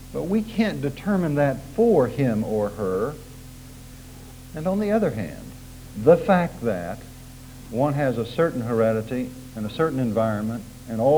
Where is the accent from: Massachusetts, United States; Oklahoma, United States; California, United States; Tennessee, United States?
Oklahoma, United States; accent: Oklahoma; It's taken me 20 years to try to get my Oklahoma accent out, and it creeps in at the most surprising times.